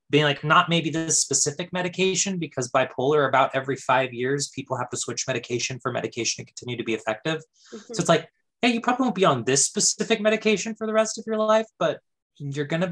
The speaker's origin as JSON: {"language": "English", "region": "California", "country": "United States", "said": "we're both from California"}